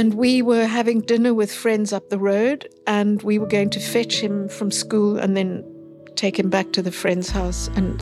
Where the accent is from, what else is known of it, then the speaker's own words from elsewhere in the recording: Cape Town, Western Cape, South Africa; I grew up in Cape Town